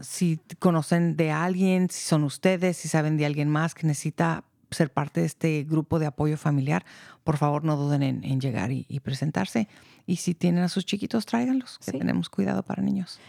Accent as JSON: {"language": "Spanish", "country": "Mexico", "moved": "yes", "lives_now": "Marin County, United States", "said": "yo soy de México"}